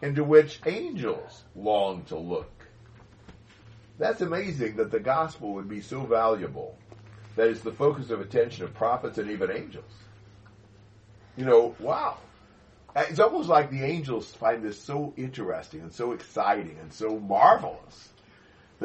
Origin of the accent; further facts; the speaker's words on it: United States; moved away as an adult; now in Brazil; as an American